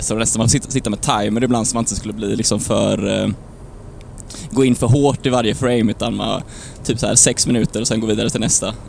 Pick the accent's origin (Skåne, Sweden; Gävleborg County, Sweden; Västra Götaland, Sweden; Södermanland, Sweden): Västra Götaland, Sweden; Lerum; genom Lerum här nu precis. Mm. Oj, där ja. Eh, där jag är född och uppvuxen